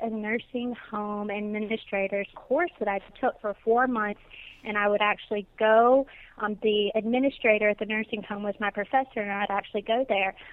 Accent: Natchez, Mississippi, United States; moved away as an adult; now in West Palm Beach, United States; I am originally from Natchez, Mississippi, and lived there for the first 20 years of my life

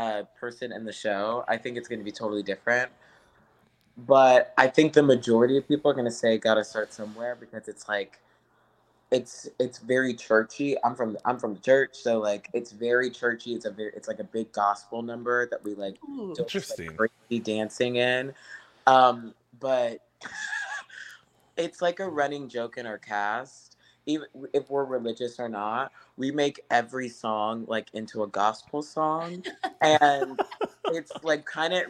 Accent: St. Louis, Missouri, United States; also born or lived in Cleveland, United States; now in New York City, United States; I'm from St. Louis

